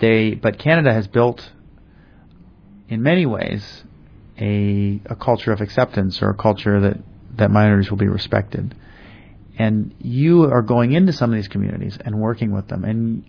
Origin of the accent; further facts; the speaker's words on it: United States; as an American